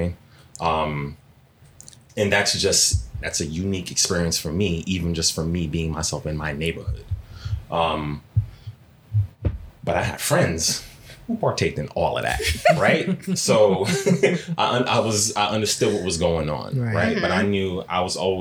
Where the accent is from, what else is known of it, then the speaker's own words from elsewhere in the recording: New York City, New York, United States; I grew up in Flatbush, Brooklyn, right? In the 90s, pretty rough area